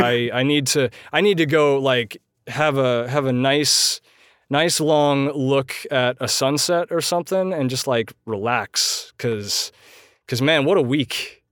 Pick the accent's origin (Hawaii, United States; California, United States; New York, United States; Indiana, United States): New York, United States; Poughkeepsie; moved away as an adult; Poughkeepsie, which is my hometown from the time when I was five months old